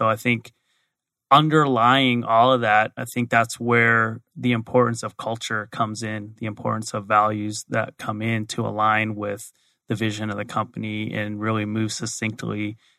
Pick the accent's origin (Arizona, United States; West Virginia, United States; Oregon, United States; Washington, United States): Arizona, United States; So born and raised in Arizona, so I'm a native. Went to the University of Arizona, got my degree in accounting.